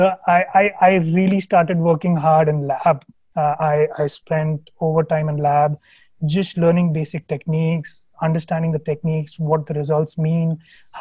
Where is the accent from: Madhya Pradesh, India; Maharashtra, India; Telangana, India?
Telangana, India; Hyderabad; moved away; I am from Hyderabad. Absolutely love that city. I was the first child to my parents